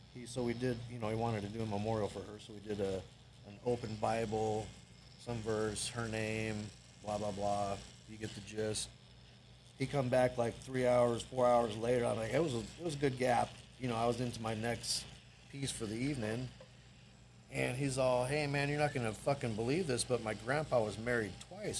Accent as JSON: {"language": "English", "town": "Everett", "region": "Washington", "country": "United States", "tie": "born or raised there", "said": "there was a tattoo shop in Everett that was close to my high school"}